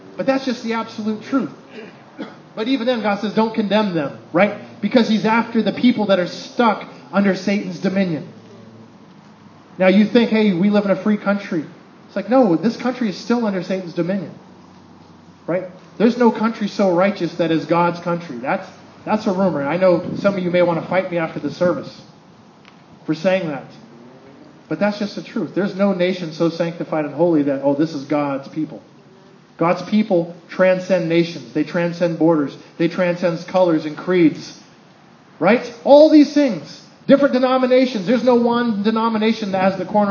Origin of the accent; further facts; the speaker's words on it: United States; I'm an American